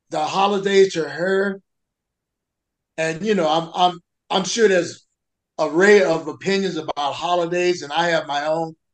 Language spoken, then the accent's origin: English; the South, United States; I'm from the South